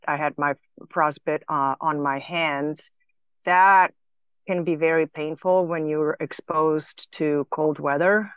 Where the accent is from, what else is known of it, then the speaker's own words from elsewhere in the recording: Slovenia; moved away; I grew up in former Yugoslavia, uh, in a small little country on a northwest corner in Slovenia bordering Italy and Austria